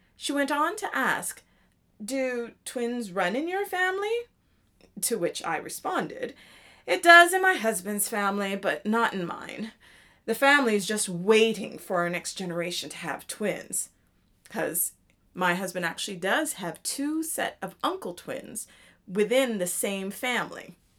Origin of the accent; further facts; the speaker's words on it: Canada; moved away; I am Canadian, so it was a great time being home for me.